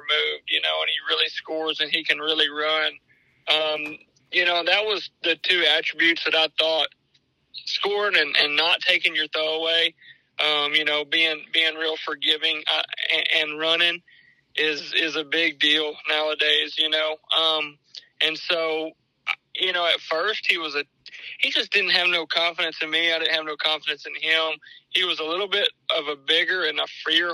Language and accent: English; Sulphur, Louisiana, United States; in my area in Sulphur